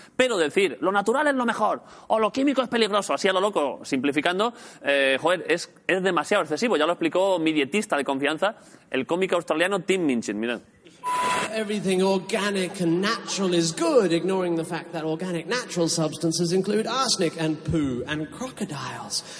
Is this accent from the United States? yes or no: no; Jaén, Andalusia, Spain; soy de Jaén